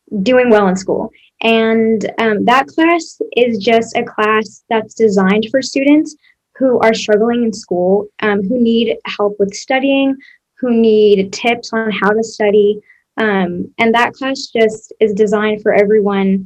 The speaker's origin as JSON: {"language": "English", "town": "San Diego", "region": "California", "country": "United States", "moved": "as an adult", "lives_now": "Waco, United States", "said": "I'm from San Diego, California"}